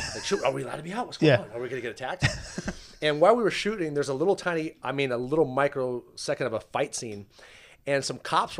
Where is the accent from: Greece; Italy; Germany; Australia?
Germany; Well, that was like growing up in Germany. I think we went on a field trip every other week.